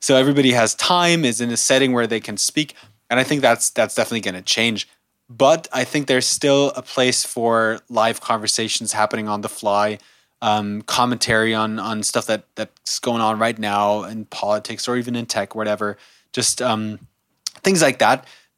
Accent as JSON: {"language": "English", "country": "Germany", "tie": "born or raised there", "also_born_or_lived": "United States", "said": "No, I was fortunate enough to also grow up in the U.S. I was born here in Germany, but my parents moved to the U.S. when I was a kid, and I went to school there for a few years, then went back to Germany, spent most of my years in Germany."}